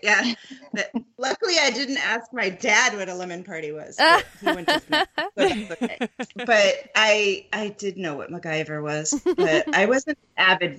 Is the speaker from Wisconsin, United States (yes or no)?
no; Minnesota, United States; Hello, I'm from Minnesota, by the way